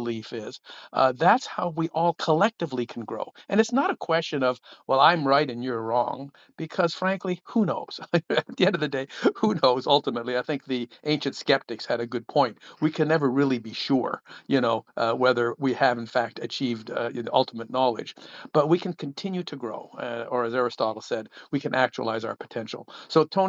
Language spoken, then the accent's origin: English; Ottawa, Ontario, Canada; up here in Ottawa, Canada, my hometown